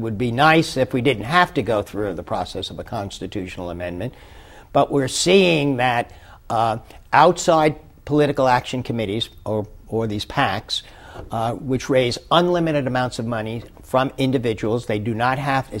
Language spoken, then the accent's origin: English; Long Beach, California, United States; And so the fact that, we come from California, and we're also in a wonderful city, Long Beach, which tends to confront problems fairly quickly and move quickly.